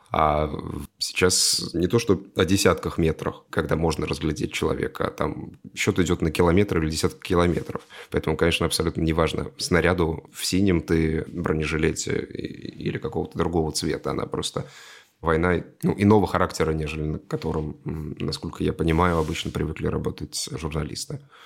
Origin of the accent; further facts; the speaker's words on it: Russia; я россиянин